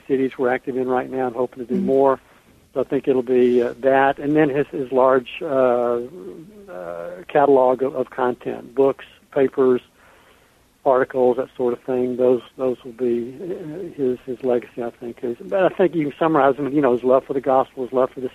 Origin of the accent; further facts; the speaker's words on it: Birmingham, Alabama, United States; moved away as an adult; also born or lived in Atlanta, Georgia; now in Cincinnati, United States; I'm from the South, so growing up in Birmingham and then living for 12 years in Atlanta, I'm a Southern boy